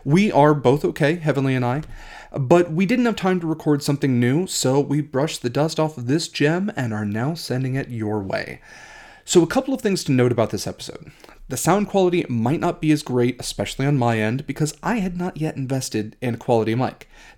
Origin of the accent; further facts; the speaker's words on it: Ohio, United States; a place very near and dear to my heart, and a place that is also vaguely shaped like a heart. My home state of Ohio.